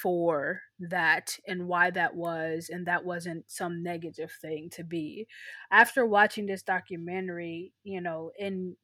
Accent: United States; also born or lived in Nigeria; growing up in America, I grew up under the narrative of being an immigrant

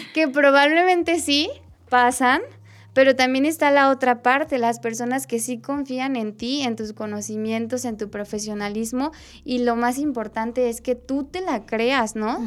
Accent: Mexico; nuestra realidad como mexicanos.

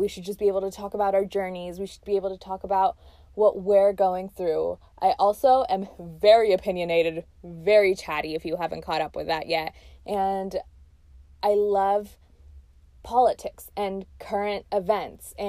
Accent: Texas, United States; also born or lived in Pakistan; I was born in Pakistan and moved to Texas when I was around 6 or 7 years old. So I have like real memories in Pakistan and real memories in obviously Texas, where I grew up as an immigrant

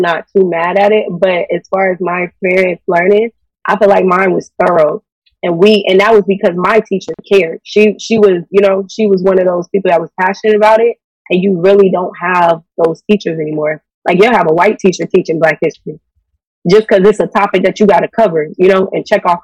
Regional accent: the South, United States; we're from the South

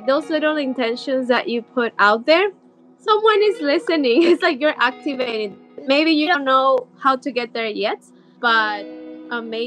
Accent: Ecuador; moved away as an adult; now in California, United States; I'm originally from Ecuador, so I'm very, very Latina, but I've been living in California for a very long time, about 12 years or so

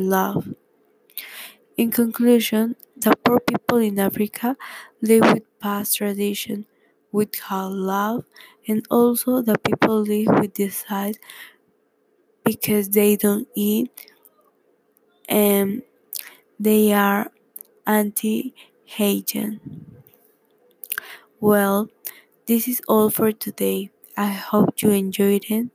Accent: Peru; English is a second language; now in California, United States; I am from Peru, but now I am living in the United States, California.

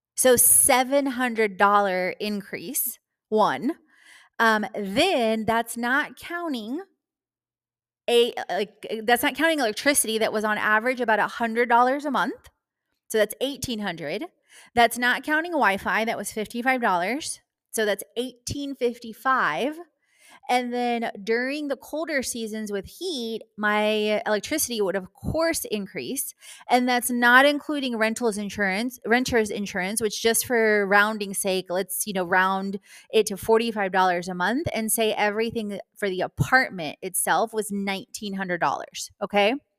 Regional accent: Houston, Texas, United States; moved away; also born or lived in Atlanta / Florida; my past living in Houston, Texas, and growing up in Houston, Texas

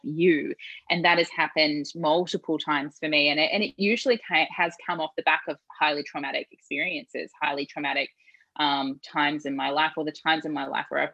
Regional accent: New Zealand; I grew up in New Zealand

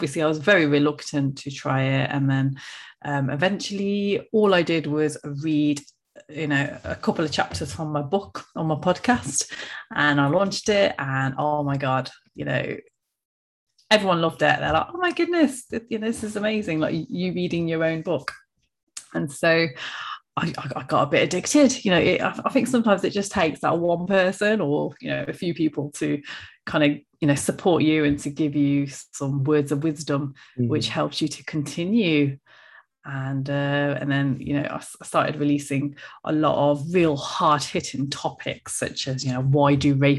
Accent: Coventry, West Midlands, United Kingdom; as you can tell from my accent, I am from the UK, central England, a place called Coventry

